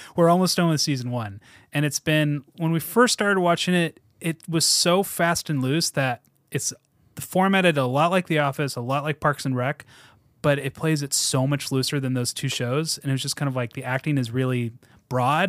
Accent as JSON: {"language": "English", "region": "Washington", "country": "United States", "tie": "born or raised there", "said": "my parents decided we need to move to Washington"}